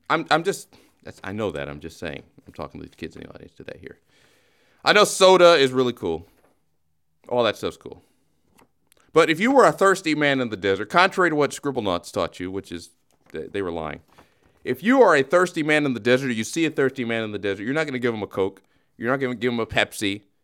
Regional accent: Los Angeles, California, United States; I've been living in this country for years. I was born here.

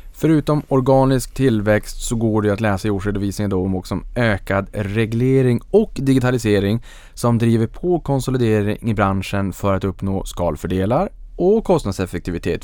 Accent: Norrland, Sweden; jag är en sävlig norrlänning

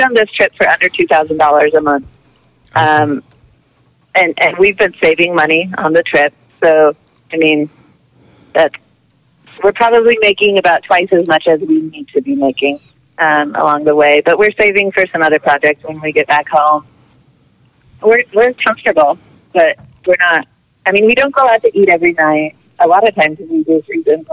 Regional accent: Idaho, United States; we're from Idaho. We don't have Dunkin'. We live in Idaho.

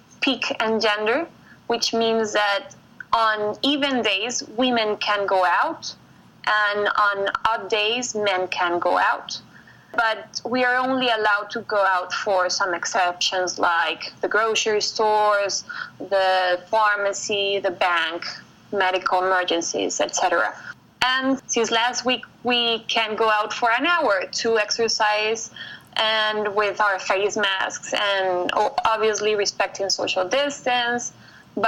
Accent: Colombia; also born or lived in Bogota; I'm from Colombia.

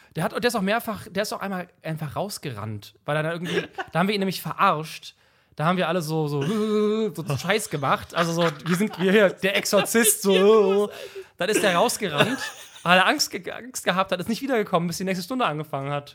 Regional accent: 40-50 km from Cologne, North Rhine-Westphalia, Germany; Ich war nicht in Köln in der Schule, 40, 50 Kilometer weit weg

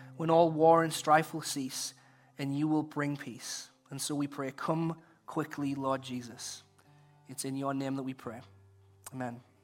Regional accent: England, United Kingdom; now in United States; in high school in England, visiting my, uh, grandparents who lived close to the school

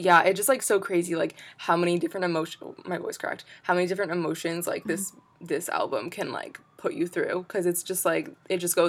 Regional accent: United States; I'm an American

